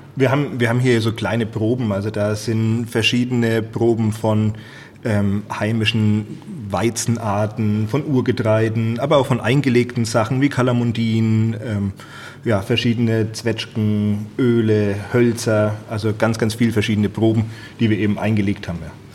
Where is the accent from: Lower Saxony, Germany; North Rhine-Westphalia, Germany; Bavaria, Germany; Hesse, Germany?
Bavaria, Germany; Franconia; unsere fränkische Heimat